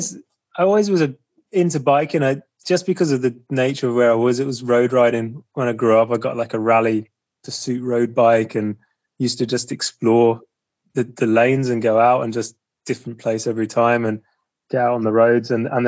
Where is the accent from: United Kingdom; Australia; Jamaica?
United Kingdom; East of England; I'm from Suffolk in the east, so east of England.